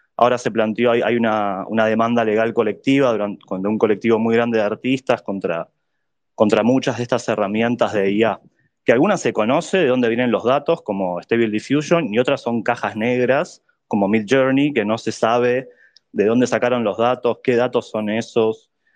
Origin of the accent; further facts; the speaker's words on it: Buenos Aires, Argentina; yo soy de Buenos Aires también.